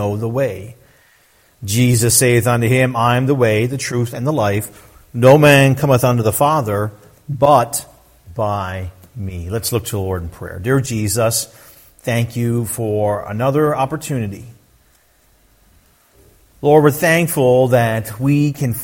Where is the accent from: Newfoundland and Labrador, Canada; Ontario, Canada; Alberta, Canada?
Newfoundland and Labrador, Canada; I was born and raised in Newfoundland